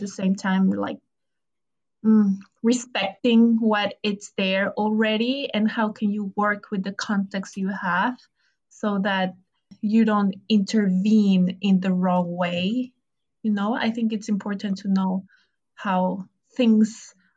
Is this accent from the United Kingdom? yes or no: no; Ecuador; now in New York, United States; I'm from Ecuador